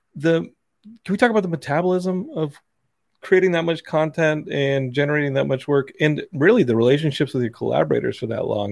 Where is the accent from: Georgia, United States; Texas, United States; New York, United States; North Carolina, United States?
Texas, United States; Austin; also born or lived in Philadelphia; now in Los Angeles, United States; growing up in Austin